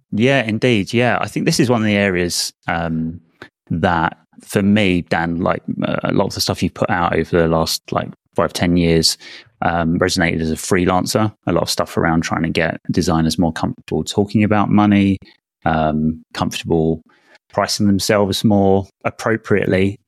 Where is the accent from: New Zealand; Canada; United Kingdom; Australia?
United Kingdom; as a Brit